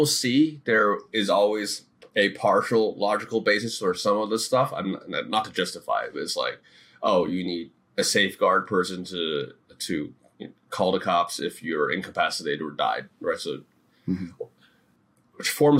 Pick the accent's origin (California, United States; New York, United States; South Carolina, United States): New York, United States; New York City; growing up in New York City